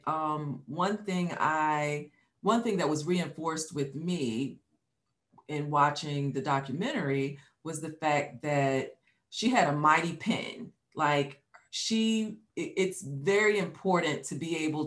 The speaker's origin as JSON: {"language": "English", "town": "New York City", "region": "New York", "country": "United States", "tie": "born or raised there", "said": "I was born in Brooklyn"}